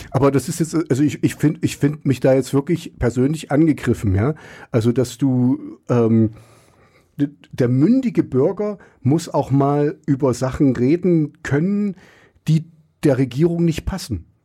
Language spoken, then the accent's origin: German; East Germany, Germany; Und ich bin ja auch im Osten groß geworden. Ich wusste auch, in der Schule muss ich anders reden als zu Hause.